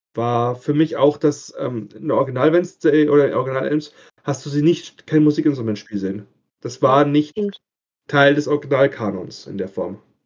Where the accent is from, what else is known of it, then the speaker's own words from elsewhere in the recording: Bavaria, Germany; Ich komme aus Bayern